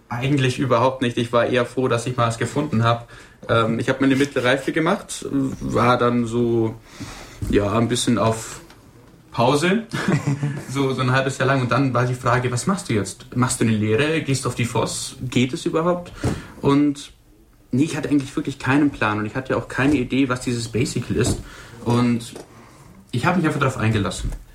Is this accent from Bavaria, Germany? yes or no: yes; Burgberg, Bavaria, Germany; moved away as an adult; now in Wolfratshausen, Germany; Ich komme gebürtig aus dem Oberallgäu, ähm, Burgberg, Sonthofen, die Richtung.